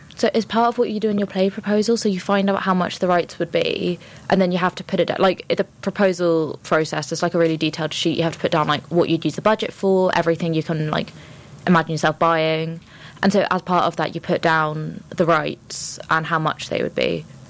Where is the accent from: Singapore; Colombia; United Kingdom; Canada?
United Kingdom; London; I'm from London